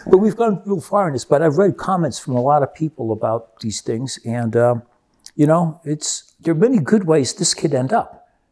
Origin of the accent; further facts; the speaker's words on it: Rio de Janeiro, Brazil; moved away; I grew up with that in Rio de Janeiro.